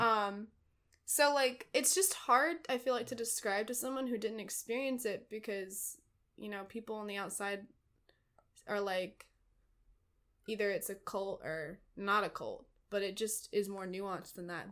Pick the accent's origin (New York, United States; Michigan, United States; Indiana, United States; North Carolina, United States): North Carolina, United States; Dunn; born or raised there; moved away as an adult; now in Brooklyn, United States